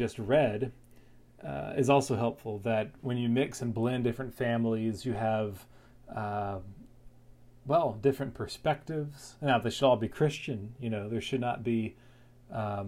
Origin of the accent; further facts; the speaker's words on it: North Carolina, United States; moved away as an adult; now in Florida, United States; I moved from North Carolina, where I grew up, to Florida to take a job